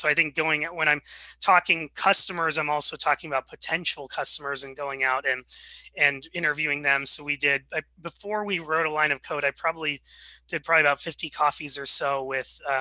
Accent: Seattle, Washington, United States; also born or lived in Wichita, Kansas; I was born in Wichita, Kansas, and then moved out to Seattle when I was 4 or 5

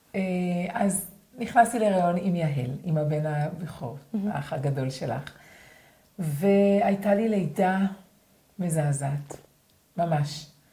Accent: Sa'ad, Southern District, Israel; אני גדלתי בקיבוץ בנגב

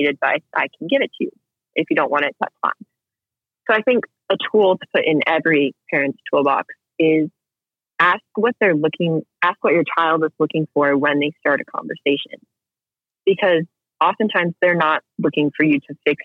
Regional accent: United States

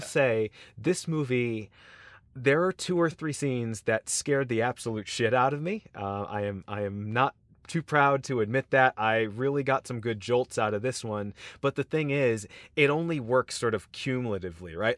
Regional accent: United States; particularly as American audiences

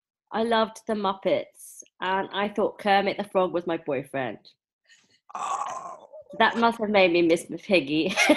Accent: London, United Kingdom; I was born in Dulwich.

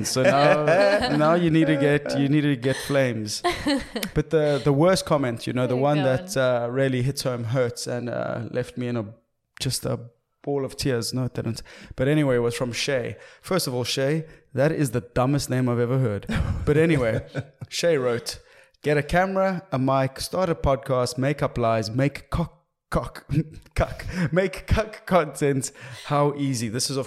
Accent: Cape Town, Western Cape, South Africa; I'm from Constantia

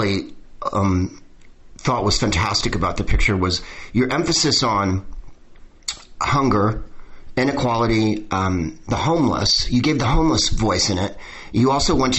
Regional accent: San Francisco, California, United States; now in Southern California, United States; I'm from San Francisco as well

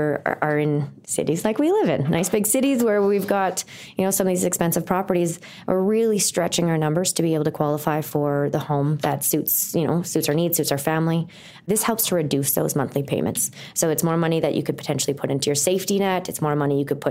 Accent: Thunder Bay, Ontario, Canada; moved away as an adult; now in Calgary, Canada; I am not from Calgary. And I used to count how many people answered and said yes, because it took a couple years of living here before someone actually told me they were born and raised. I am from Thunder Bay, Ontario.

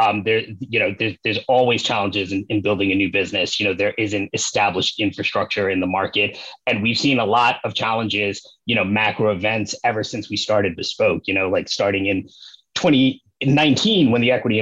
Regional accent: New York, United States; moved away as an adult; now in Los Angeles, United States; I am originally from New York, lifelong New Yorker

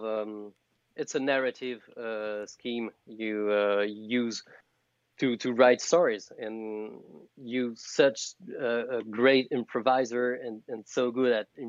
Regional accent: France; English is a second language; I'm from France. I'm the freak French frog of the night.

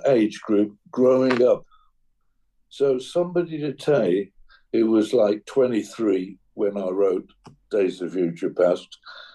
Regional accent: England, United Kingdom; as an Englishman

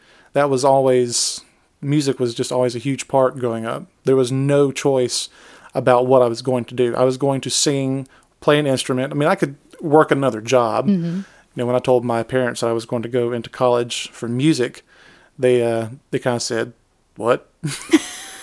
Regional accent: Pike County, Georgia, United States; also born or lived in Griffin, Georgia; I was born and raised in Georgia. Mm-hmm. I was born in Griffin. Spent all my life in Pike County. Still live in Pike County.

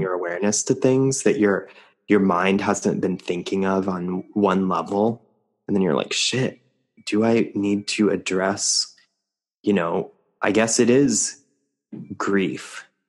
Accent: New Mexico, United States; moved away; also born or lived in New York City; I grew up in New Mexico, and it wasn't until I moved to New York City

